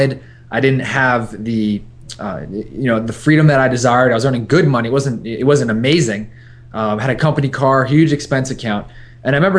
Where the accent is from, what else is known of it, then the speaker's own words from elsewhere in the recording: New York, United States; now in San Diego, United States; I'm a New Yorker through and through